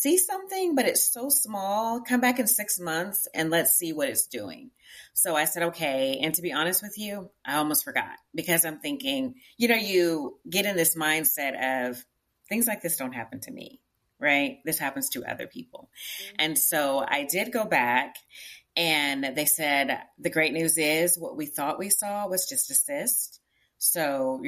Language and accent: English; Tyler, Texas, United States; moved away as an adult; also born or lived in Houston, Texas / Prairie View, Texas; now in Richmond, United States; I am from East Texas. I'm from Tyler, Texas, not too far from Dallas